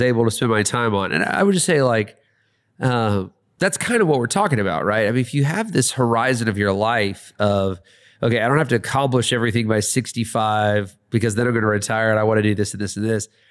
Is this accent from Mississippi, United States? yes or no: no; Atlanta, Georgia, United States; I really live in Atlanta. I'm really from Atlanta, but I'm just here for a time.